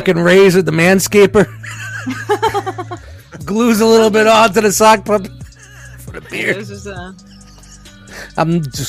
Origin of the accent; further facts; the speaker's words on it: New York City, New York, United States; I'm from Brooklyn.